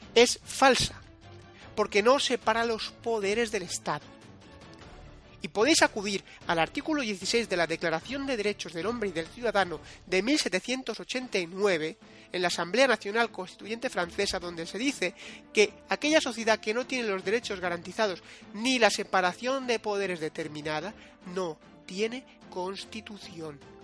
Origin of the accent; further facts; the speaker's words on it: Spain; como españoles